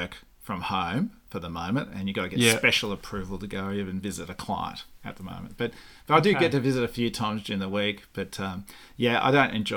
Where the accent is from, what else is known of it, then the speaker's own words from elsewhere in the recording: Canberra, Australian Capital Territory, Australia; also born or lived in Forbes, New South Wales / Melbourne; I grew up in Belconnen, Higgins, the suburb of Higgins in Belconnen